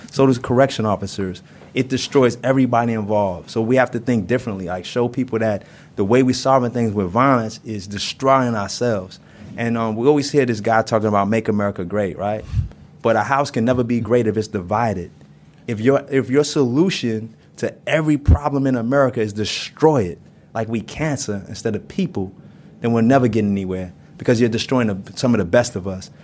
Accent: New York City, New York, United States; I grew up in Brooklyn in Brownsville

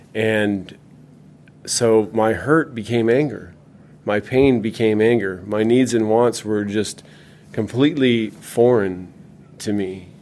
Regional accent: California, United States; also born or lived in Minnesota; We moved to California in 1980

